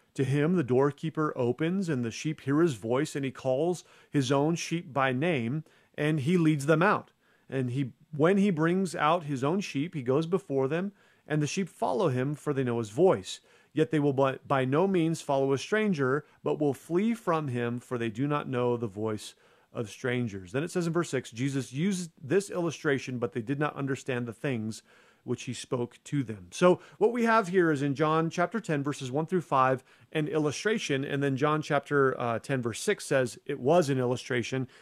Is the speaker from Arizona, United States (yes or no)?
yes; Arizona, United States; in a church in my home state of Arizona